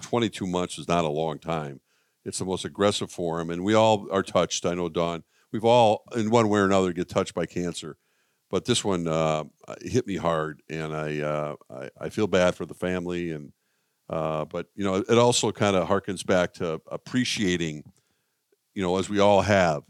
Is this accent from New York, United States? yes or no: no; Minnesota, United States; as a kid growing up in Minnesota